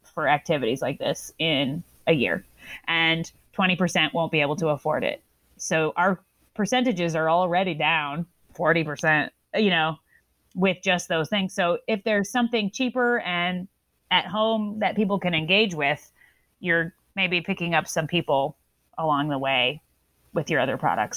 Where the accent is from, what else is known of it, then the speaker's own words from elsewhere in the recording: the South, United States; I'm from the South